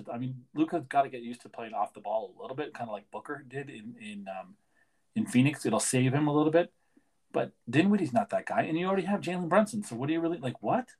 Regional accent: Canada; Because I'm Canadian

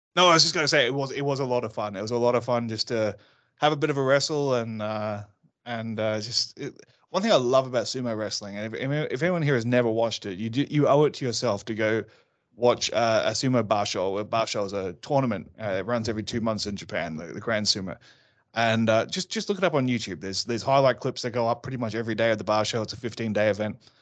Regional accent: Australia; also born or lived in London; I'm Australian

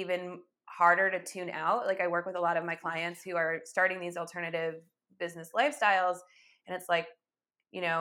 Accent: Rochester, New York, United States; also born or lived in Buffalo; a Rochester beer from my hometown

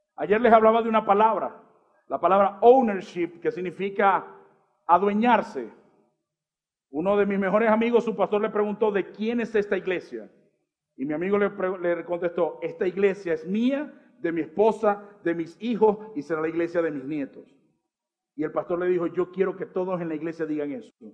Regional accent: Colombia; Somos formados también por Colombia cuando juega la selección

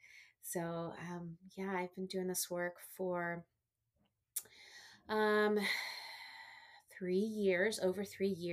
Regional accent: Washington, District of Columbia, United States; also born or lived in Texas / South Florida; I was born in Texas. Mm-hmm. So I'm a Texas girl, mm-hmm. But I was raised in the DC area. So I've been here most of my life

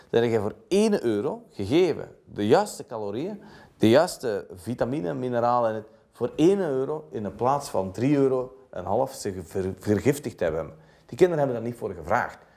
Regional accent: Belgium; Wat doen wij als Belg? we staan op, we vertrekken, koffie is dit en dat.

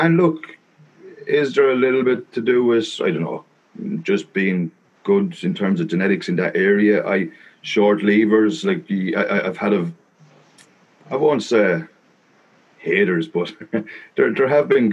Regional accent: Wexford, Leinster, Ireland; also born or lived in Italy; I was born in Wexford, and pretty much of bar 1 year, we did live in Italy when I was 8 years old. We spent a year down there, but other than that, I pretty much grew up in Ireland, down the southeast of a little place called Wexford

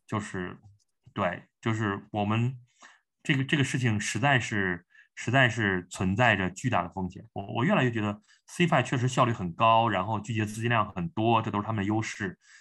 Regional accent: China; 我们中国人嘛，我们，我们讲汉语 我们有一个中国的胃，然后我们你浸泡在中国文化中

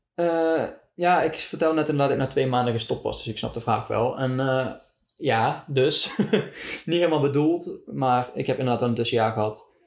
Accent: Deurne, North Brabant, Netherlands; Ik kom uit Deurne, een dorpje in Zuidoost-Brabant

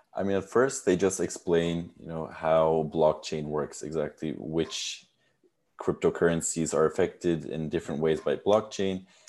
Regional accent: United States; now in Netherlands; I was born and raised in the United States, but my father is Turkish and my mother is German, so I speak all three languages

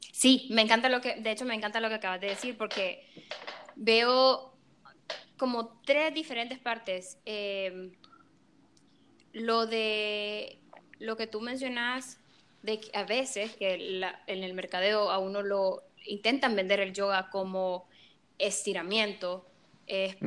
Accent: El Salvador; now in Chicago, United States; Yo soy salvadoreña, 100% y orgullosa de ser de Salvador. Eso, desde pequeña lo supe

